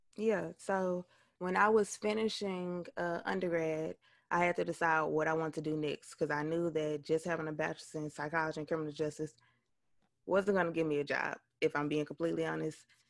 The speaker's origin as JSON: {"language": "English", "town": "West Helena", "region": "Arkansas", "country": "United States", "said": "I am originally from West Helena, Arkansas."}